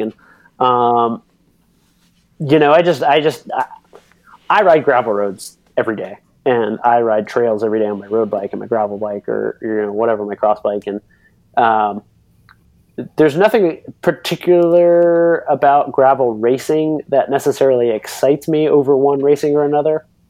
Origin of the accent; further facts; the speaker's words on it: Northwest Florida, United States; moved away; also born or lived in Belgium; I'm from Northwest Florida